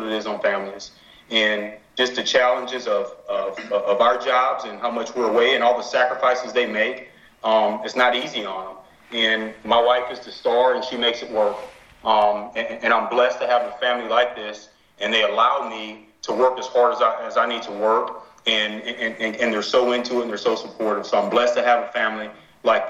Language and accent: English; Lake Charles, Louisiana, United States; moved away as an adult; also born or lived in New Orleans; now in Atlanta, United States; we're both from Lake Charles. We met in high school